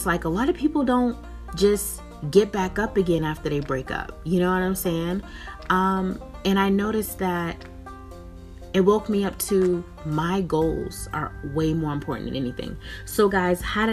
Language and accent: English; Boston, Massachusetts, United States; moved away as an adult; now in West Coast, United States; I'm born and raised in Boston, Massachusetts